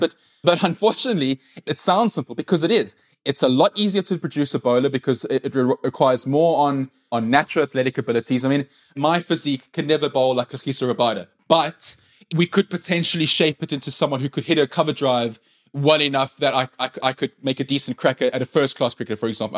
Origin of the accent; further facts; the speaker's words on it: South Africa; first language English; English-speaking white people, which I am